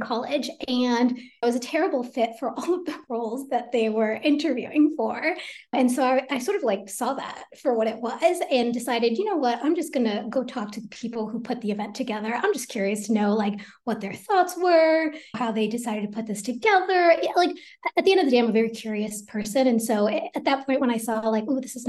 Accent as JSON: {"language": "English", "town": "Teaneck", "region": "New Jersey", "country": "United States", "tie": "born or raised there", "said": "I was born in Teaneck, New Jersey"}